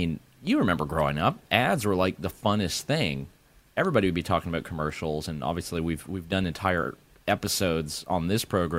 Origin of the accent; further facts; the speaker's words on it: Canada; And I am Canadian.